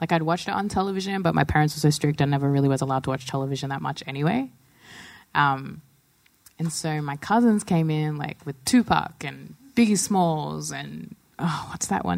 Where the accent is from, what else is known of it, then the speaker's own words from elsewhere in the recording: Pinjarra, Western Australia, Australia; I grew up in WA in the South Coast, about an hour south of Perth and 30 minutes inland, right near Pinjarra